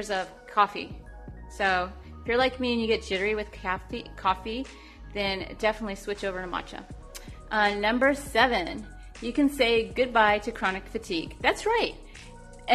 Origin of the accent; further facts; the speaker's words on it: California, United States; I am from California